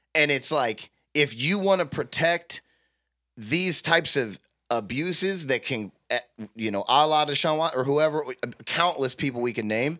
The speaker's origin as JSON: {"language": "English", "country": "United States", "said": "I'm an American"}